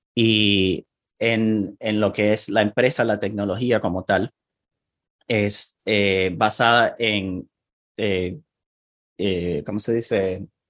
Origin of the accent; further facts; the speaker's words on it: Venezuela; first language Spanish; now in Portland, United States; nací en, en Venezuela. Ahí fue donde pasé la mayor parte de mi vida.